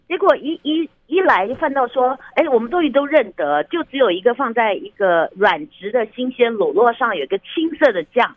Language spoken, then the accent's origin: Chinese; Taiwan; 我们台湾人